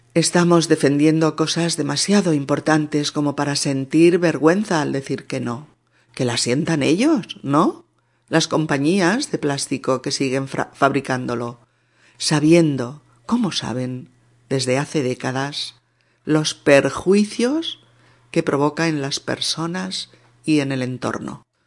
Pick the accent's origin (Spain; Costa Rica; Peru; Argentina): Spain; en mi país, en España